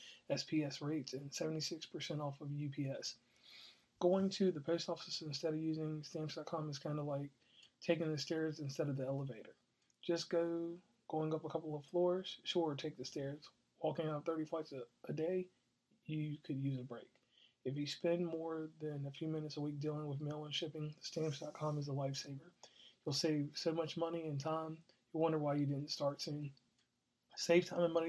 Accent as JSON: {"language": "English", "town": "Lynchburg", "region": "Virginia", "country": "United States", "said": "I'm actually from Lynchburg, Virginia"}